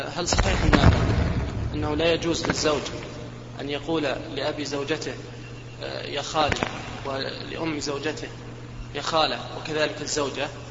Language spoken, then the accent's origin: Arabic; Kuwait; أنا من الكويت